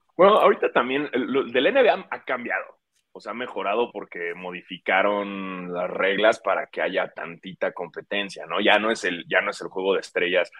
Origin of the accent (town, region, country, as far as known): Mexico